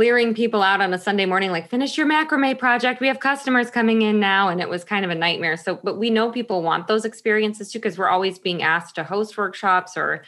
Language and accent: English; Michigan, United States; moved away as an adult; also born or lived in Chicago, Illinois; now in Washington, United States; I lived in Chicago for 20 years. I'm originally from Michigan.